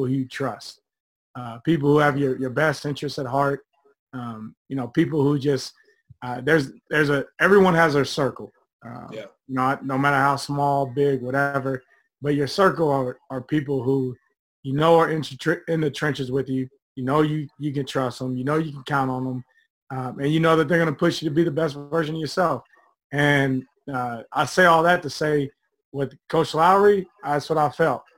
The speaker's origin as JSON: {"language": "English", "town": "Evansville", "region": "Indiana", "country": "United States", "tie": "born or raised there", "moved": "yes", "said": "from Evansville, Indiana, born and raised"}